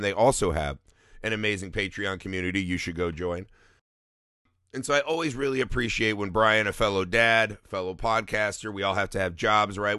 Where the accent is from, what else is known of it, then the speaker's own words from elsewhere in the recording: Indiana, United States; we're from Indiana